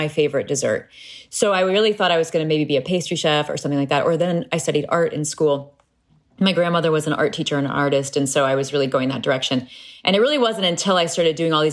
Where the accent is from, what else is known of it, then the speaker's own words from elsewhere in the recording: Peoria, Illinois, United States; Growing up in Peoria, Illinois